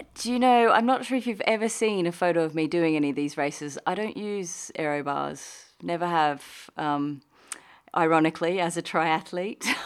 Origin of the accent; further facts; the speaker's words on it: Australia; moved away as an adult; also born or lived in United Kingdom; now in Qatar; I'm Australian and I moved to the U K in my twenties for, you know, a working holiday